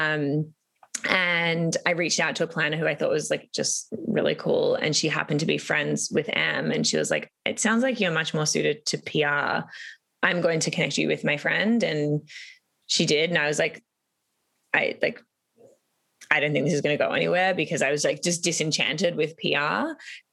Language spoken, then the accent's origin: English; Melbourne, Victoria, Australia; moved away as an adult; now in Toronto, Canada; I'm from Australia. So I had moved almost 8 years ago now, which is like blows my mind crazy. But I had moved to Toronto from Melbourne